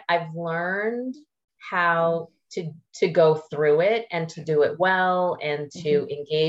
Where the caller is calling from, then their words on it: Charlotte, North Carolina, United States; I'm calling in from Charlotte, North Carolina, in the East Coast of the States.